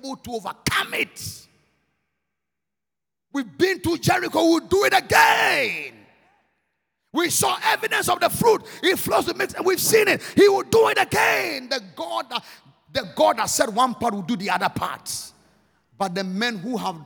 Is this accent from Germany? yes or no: no; Ghana; I'm Ghanaian. I'm from Ghana.